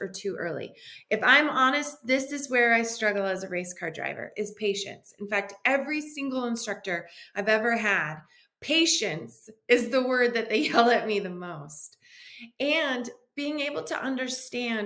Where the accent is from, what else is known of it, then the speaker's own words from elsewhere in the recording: Detroit, Michigan, United States; I was raised in Detroit, Michigan